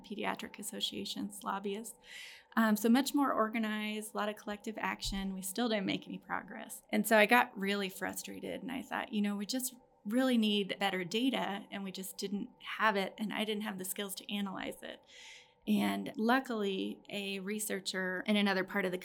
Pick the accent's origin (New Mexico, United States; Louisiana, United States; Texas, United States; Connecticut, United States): Texas, United States; Austin; also born or lived in Dallas; I got to move to Austin, which is great because that was my hometown